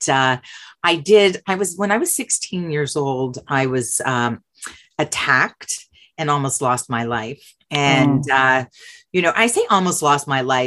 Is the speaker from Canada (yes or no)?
yes; Canada; moved away as an adult; also born or lived in Montreal, Canada; my being Canadian